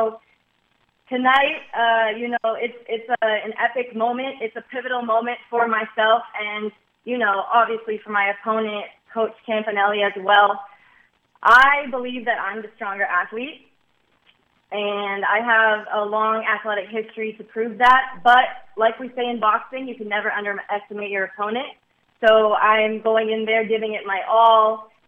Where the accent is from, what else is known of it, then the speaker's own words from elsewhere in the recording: Midwest, United States; I come from the Midwest. I come from a very family-oriented town